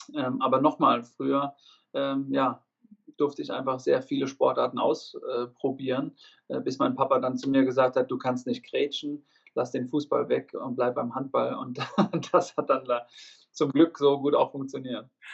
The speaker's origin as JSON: {"language": "German", "town": "Obernburg am Main", "region": "Bavaria", "country": "Germany", "tie": "born or raised there", "said": "ich komme ja aus Unterfranken, aus Obernburg am Main"}